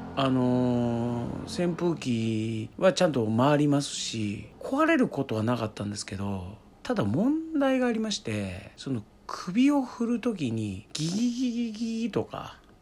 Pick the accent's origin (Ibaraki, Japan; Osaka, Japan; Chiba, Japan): Chiba, Japan; Chiba countryside, Japan; moved away as an adult; 僕はですね千葉の田舎の生まれなんですけども僕の実家はですね、まあ、今はねあるんですが僕が子供の頃はですねエアコンっていうのはですねなかったんですね